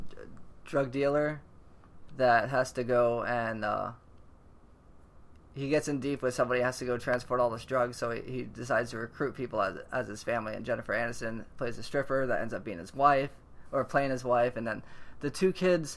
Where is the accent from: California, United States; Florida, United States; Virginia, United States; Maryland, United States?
Florida, United States; I'm from Florida.